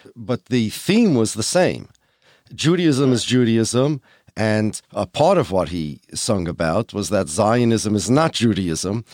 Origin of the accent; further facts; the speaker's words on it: United States; I'm an American